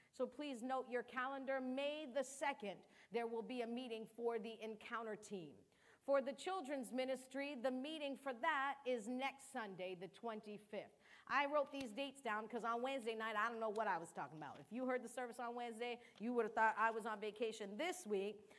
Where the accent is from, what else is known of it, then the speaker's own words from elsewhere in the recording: United States; first language Cape Verdean Creole; English is a second language; I'm what you would call second generation because my parents were born there, but I was born in the United States